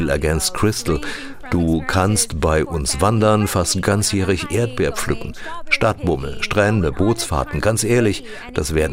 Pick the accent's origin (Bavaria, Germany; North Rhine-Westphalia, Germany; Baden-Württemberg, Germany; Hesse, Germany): Hesse, Germany; Als Hesse weiß ich, Braunfels liegt im deutschen Lahntal zwischen Wetzlar und Limburg.